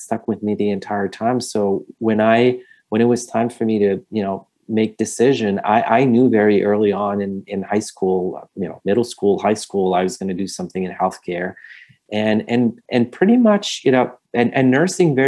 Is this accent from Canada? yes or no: yes; Montreal, Quebec, Canada; moved away; I'm originally from Montreal, Canada.